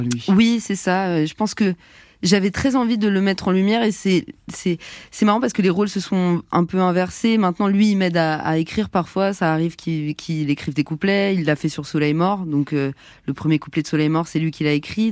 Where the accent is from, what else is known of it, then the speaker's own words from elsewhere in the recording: Montrouge, Île-de-France, France; On a grandi ensemble à Montrouge